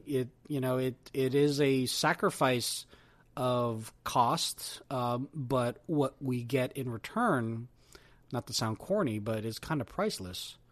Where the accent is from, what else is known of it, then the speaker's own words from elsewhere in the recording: Silicon Valley, California, United States; being from Silicon Valley